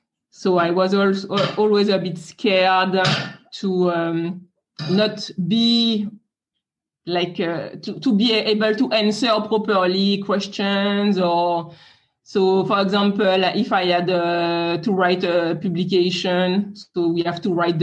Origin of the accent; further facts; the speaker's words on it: France; English is a second language; So I am French. You can hear it with my accent.